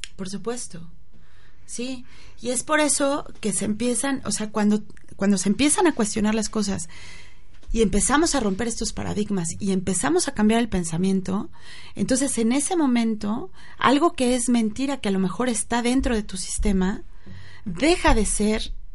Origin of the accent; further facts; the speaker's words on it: Mexico; los mexicanos somos así o asado